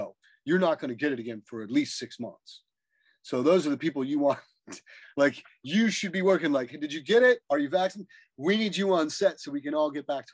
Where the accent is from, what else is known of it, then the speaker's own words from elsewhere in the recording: Los Angeles, California, United States; growing up here